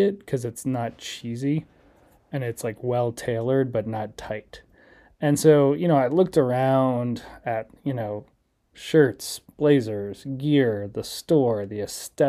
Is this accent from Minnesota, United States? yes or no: no; Chicago, Illinois, United States; my hometown of Chicago